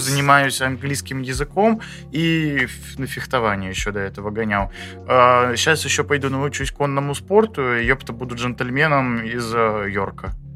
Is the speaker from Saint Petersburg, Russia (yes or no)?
yes; Saint Petersburg, Russia; я питерский